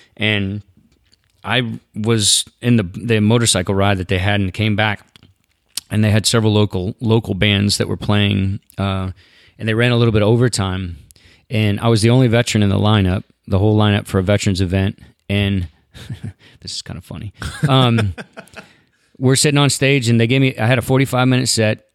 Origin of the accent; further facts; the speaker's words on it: Southeast, United States; I didn't grow up in the Western culture. I grew up in the Southeast. I picked watermelons as a kid.